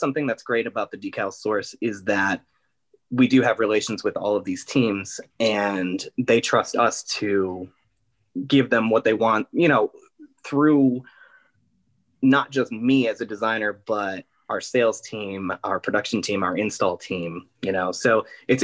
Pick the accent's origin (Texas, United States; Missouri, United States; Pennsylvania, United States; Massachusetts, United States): Pennsylvania, United States; Scranton; also born or lived in Philadelphia; I'm originally from Scranton.